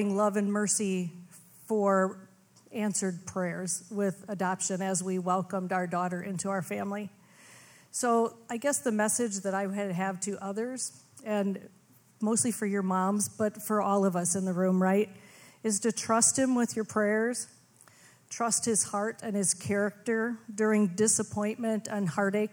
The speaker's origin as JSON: {"language": "English", "town": "Fort Atkinson", "region": "Wisconsin", "country": "United States", "moved": "yes", "said": "I am originally from Fort Atkinson, Wisconsin"}